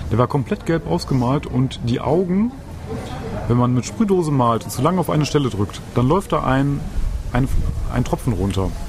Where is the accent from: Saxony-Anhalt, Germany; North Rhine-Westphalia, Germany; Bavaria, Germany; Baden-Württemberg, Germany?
North Rhine-Westphalia, Germany; Lippstadt; moved away as an adult; also born or lived in Oelde / Herford / Bielefeld; ich bin ähm, geboren in Oelde, bin dann von Herford über Bielefeld weitergezogen, bis ich 15 war und bin dann dank meiner Mutter nach Lippstadt gekommen. Und hier habe ich gewohnt, bis ich mein Abitur abgeschlossen habe